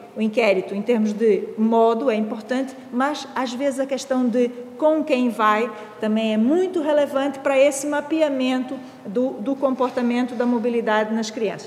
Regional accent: Brazil; now in Portugal; tenho um sotaque, assim, um bocadinho esquisito. É, pronto, é que eu sou do Brasil, mas já estou cá há muito tempo

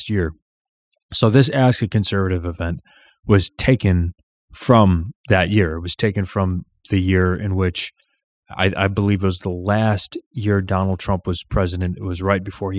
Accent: Illinois, United States; I'm from Illinois

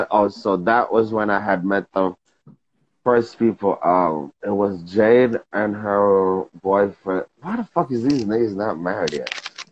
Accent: New York, United States; I'm from New York

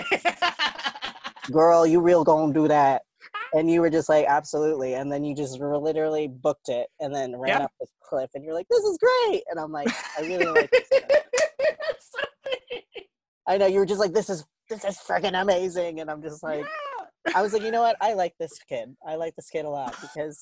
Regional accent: Philippines; I am a Filipino, transgender

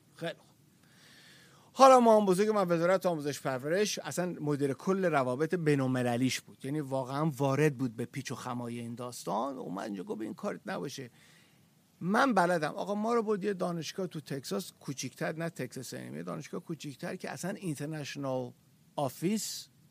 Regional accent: Iran; زمان شاه تو ایران ما اون موقع به دنیا آمدیم

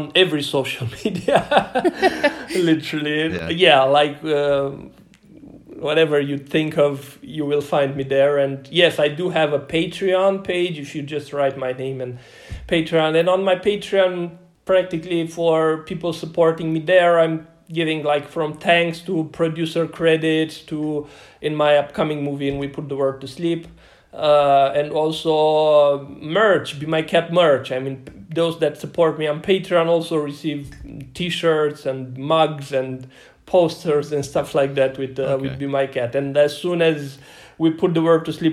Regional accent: Romania; from Radouz, from my hometown.

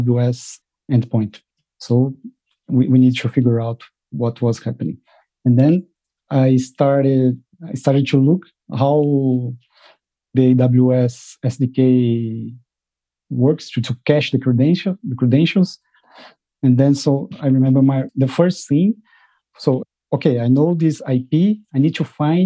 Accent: Brazil; moved away as an adult; now in Netherlands; I'm from Brazil, but I moved to the Netherlands last year with my family

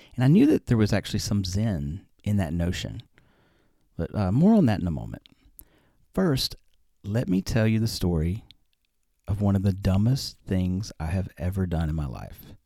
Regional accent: Alabama, United States; I grew up in Alabama

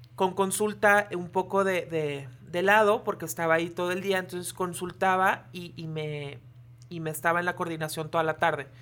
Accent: Puerto Vallarta, Jalisco, Mexico; moved away as an adult; now in Torreón, Mexico; soy de aquí de Torreón. Sí. Pero cuando yo tenía un año me fui a vivir a Puerto Vallarta y allá viví toda mi infancia

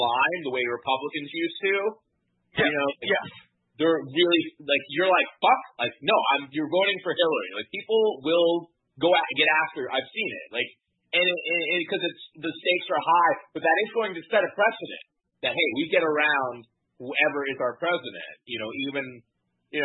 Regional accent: Florida, United States; as a Floridian

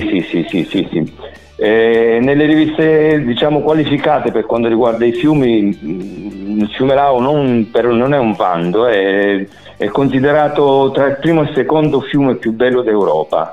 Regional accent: Calabria, Italy; moved away as an adult; decisi di tornarmene giù in Calabria

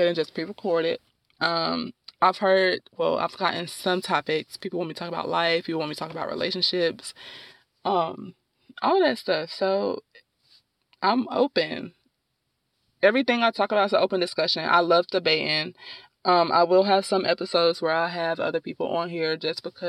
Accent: Durham, North Carolina, United States; also born or lived in Winston-Salem, North Carolina; I am from Durham, North Carolina, born and raised in Durham, North Carolina

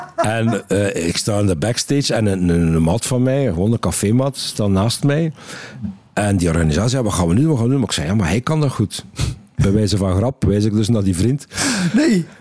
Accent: West Flanders, Belgium; accent: West Flemish dialect; ik ben West-Vlaming en in West-Vlaanderen hebben ze nogal uitgesproken dialect.

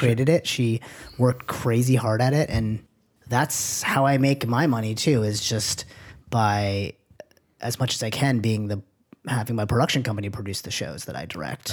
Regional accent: Manchester, New Hampshire, United States; moved away; And this is in Manchester, New Hampshire. I'm from New Hampshire

